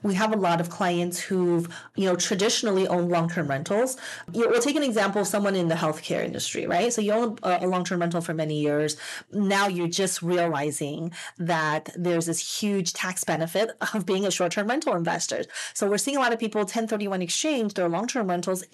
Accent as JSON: {"language": "English", "town": "Las Vegas", "region": "Nevada", "country": "United States", "tie": "born or raised there", "moved": "as an adult", "lives_now": "Southern California, United States", "said": "growing up in Las Vegas, I didn't even know there were state income taxes, I guess. So when I first moved to California"}